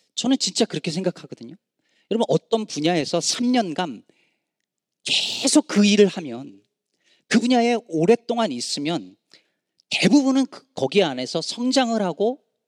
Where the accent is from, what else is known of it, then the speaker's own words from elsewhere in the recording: South Korea; now in United States; 저희는 어릴 때 한국에서